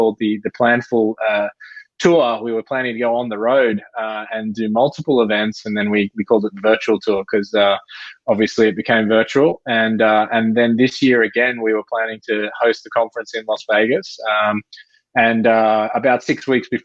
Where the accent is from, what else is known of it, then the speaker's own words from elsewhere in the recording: near Sydney, New South Wales, Australia; accent: Australian; moved away as an adult; also born or lived in London; now in Bay Area, United States; I've been living in the Bay Area for 5 years. I spent 10 years in London before that and grew up just near Sydney.